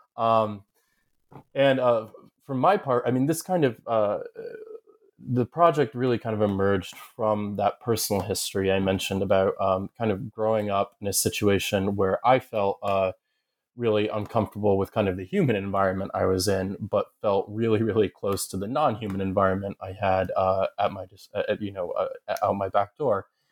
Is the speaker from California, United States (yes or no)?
no; Southern Ohio, United States; moved away as an adult; also born or lived in upstate New York / Kentucky / Massachusetts; I grew up in Southern Ohio, uh, though I'm from ups, upstate New York.